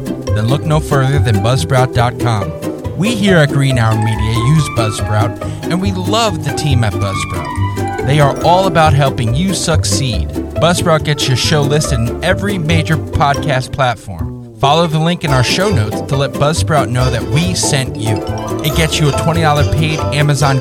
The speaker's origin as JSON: {"language": "English", "region": "New Jersey", "country": "United States", "said": "I'm from New Jersey"}